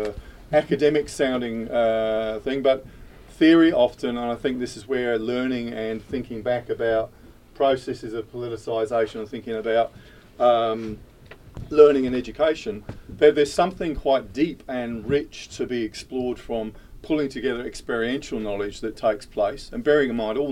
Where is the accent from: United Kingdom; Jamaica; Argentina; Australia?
United Kingdom; moved away as an adult; from being a teenager growing up in Thatcher's Britain in the UK